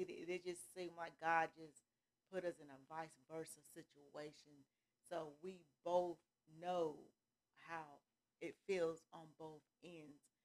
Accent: California, United States; moved away as an adult; also born or lived in Atlanta, Georgia; now in Gainesville, United States; I'm from California. That's mm-hmm. my hometown. That's where I was born, raised, everything. And then I got married and came here to Atlanta, Georgia.

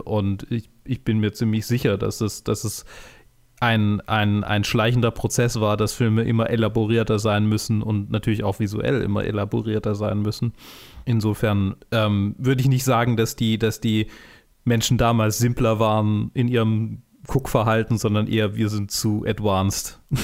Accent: Germany; als Deutsche

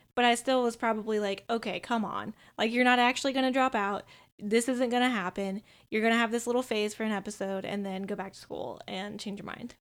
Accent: Minnesota, United States; speaking as a Minnesotan

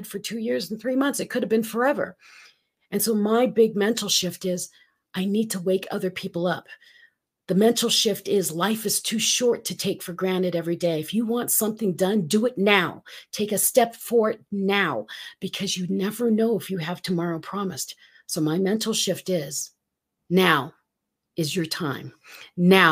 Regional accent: Colorado, United States; I'm from Colorado.

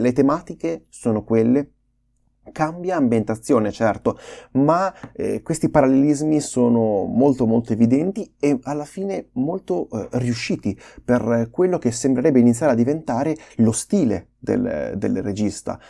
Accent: Emilia-Romagna, Italy; accent: Romagnolo; riusciamo finalmente ad avere un accento eh, romagnolo

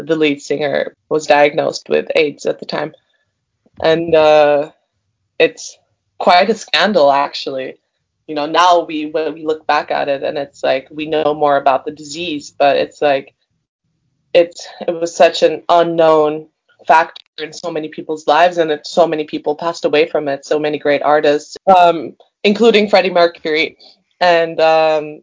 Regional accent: Turkey; I grew up in Turkey

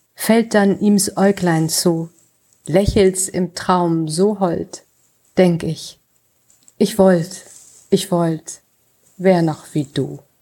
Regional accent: near Velbert, North Rhine-Westphalia, Germany; in Felbert im Rheinland, äh, auch nur ein Steinwurf sozusagen von meinem Geburtsort entfernt

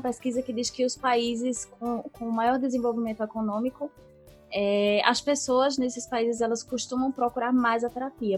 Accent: Northeast Brazil, Brazil; Eu que sou daqui, do Nordeste

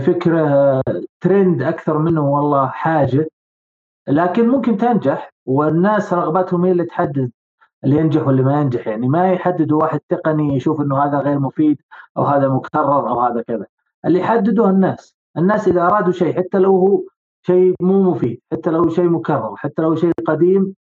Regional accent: Saudi Arabia; عندنا بالسعوديه هنا

